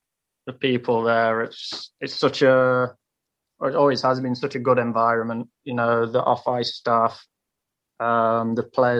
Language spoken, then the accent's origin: English; United Kingdom; at the minute we're British guys and we want to push each other to elevate our game. So we've got a good group here in Nottingham